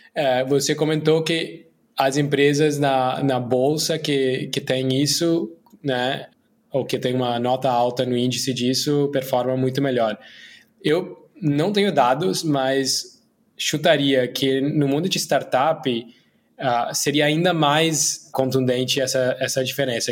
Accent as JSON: {"language": "Portuguese", "country": "India", "also_born_or_lived": "Brazil / United States", "second_language": "Portuguese", "moved": "as an adult", "said": "eu sou indiano, né? Mas morei minha vida adulta metade no Brasil, outra metade nos Estados Unidos"}